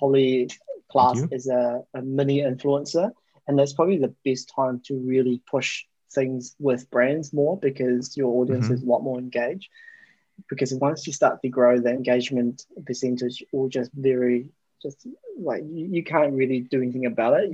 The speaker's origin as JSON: {"language": "English", "country": "New Zealand", "tie": "born or raised there", "said": "I grew up in New Zealand"}